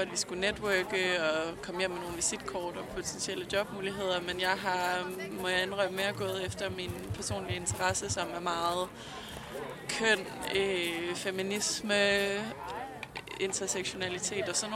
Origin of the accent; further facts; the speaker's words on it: Central Denmark Region, Denmark; now in Aarhus, Denmark; og jeg er 27, og jeg kommer fra Djursland, men jeg bor i Aarhus og har boet der i syv år.